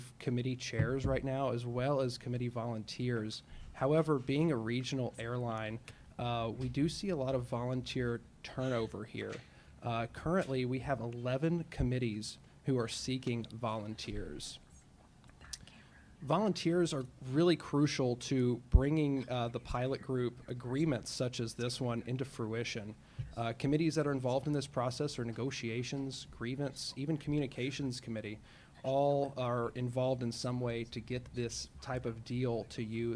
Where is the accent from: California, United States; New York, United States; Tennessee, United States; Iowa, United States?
Tennessee, United States; Memphis; now in Minneapolis, United States; Born and raised in Memphis, Tennessee. Moved up here to Minneapolis